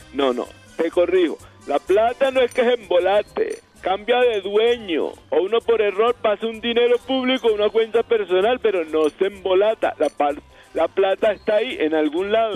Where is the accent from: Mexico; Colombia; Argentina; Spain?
Colombia; nos une como colombianos